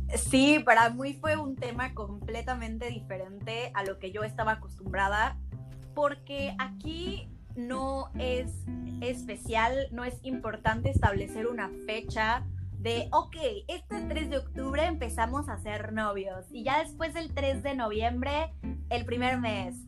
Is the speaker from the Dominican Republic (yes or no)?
no; Mexico; moved away as an adult; now in Germany; a mí como mexicana